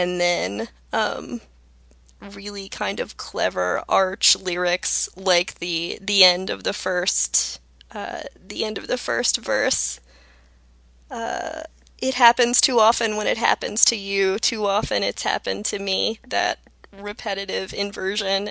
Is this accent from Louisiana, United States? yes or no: no; Georgia, United States; now in Midwest, United States; I'm from Georgia originally. I live in the Midwest now